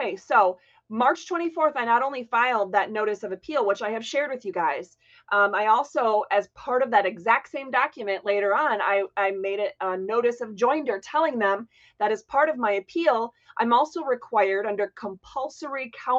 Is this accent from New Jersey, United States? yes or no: no; Florida, United States; also born or lived in Hancock, Michigan; I grew up in Florida